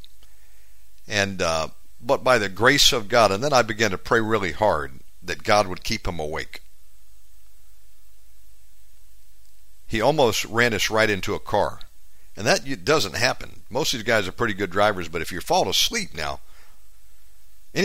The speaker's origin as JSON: {"language": "English", "country": "United States", "moved": "as an adult", "lives_now": "Bali, Indonesia", "said": "I tell them America"}